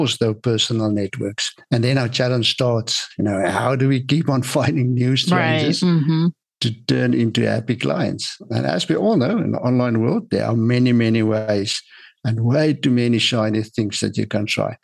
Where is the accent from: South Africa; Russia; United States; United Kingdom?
South Africa; I'm from South Africa